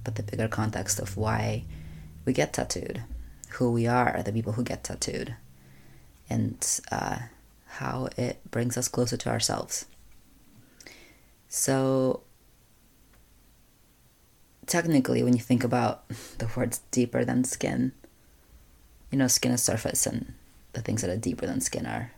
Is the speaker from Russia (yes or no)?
yes; Russia; moved away; When I was growing up in Russia, I'm an only child